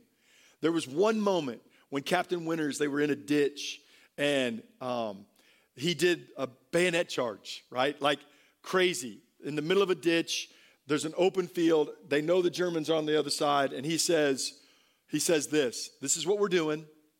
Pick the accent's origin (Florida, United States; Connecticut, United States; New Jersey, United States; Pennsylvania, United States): Florida, United States; Tampa; born there; I was born in Tampa at MacDill Air Force Base, and my father was a pilot, flew B-52s, and so I'm an Air Force brat.